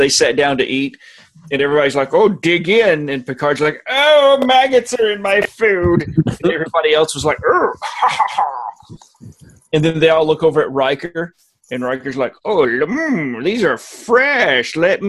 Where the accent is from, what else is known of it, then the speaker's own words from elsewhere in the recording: Alabama, United States; moved away as an adult; now in Virginia, United States; I'm from Alabama. And I was living in Alabama when this show aired.